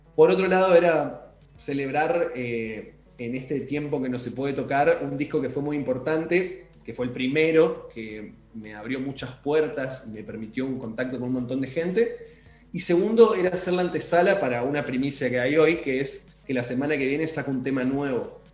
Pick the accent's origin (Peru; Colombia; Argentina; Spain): Argentina; Chaco; yo soy de Chaco